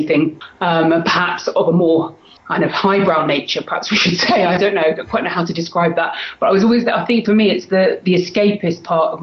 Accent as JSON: {"language": "English", "region": "London", "country": "United Kingdom", "tie": "born or raised there", "said": "I'm from London in England, in the UK, as you can probably tell from my accent. I've lived pretty much all my life in London, except for a few years when I was at university. So I'm a Londoner, born and bred."}